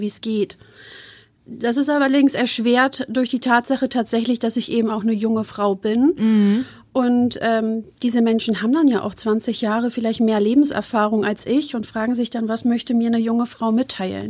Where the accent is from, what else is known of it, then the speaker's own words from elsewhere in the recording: Hamburg, Germany; moved away as an adult; also born or lived in Wuppertal / Osnabrück; ich bin gebürtige Harburgerin und mhm. Hamburgerin.